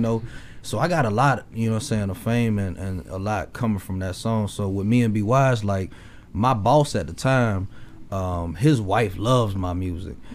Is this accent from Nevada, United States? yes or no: no; Memphis, Tennessee, United States; also born or lived in Mississippi; now in Olathe, United States; so I'm originally from Memphis